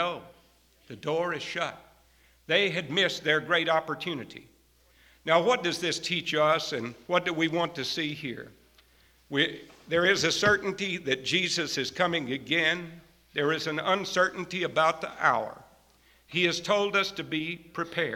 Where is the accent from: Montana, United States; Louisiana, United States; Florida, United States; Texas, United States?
Texas, United States; moved away; I grew up out in Texas under some pretty good country preaching